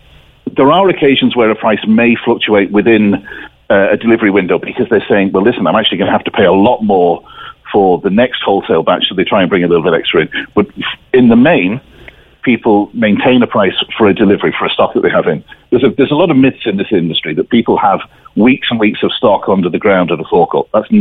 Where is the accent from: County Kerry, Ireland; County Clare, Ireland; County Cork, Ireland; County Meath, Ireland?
County Cork, Ireland; Despite my funny accent, I'm from North Cork.